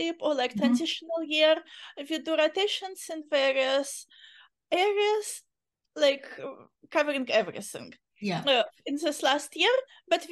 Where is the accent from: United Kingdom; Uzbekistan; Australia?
Uzbekistan; English is a second language; moved away as an adult; now in California, United States; situation in my country became not very safe and we had no choice. So we immigrated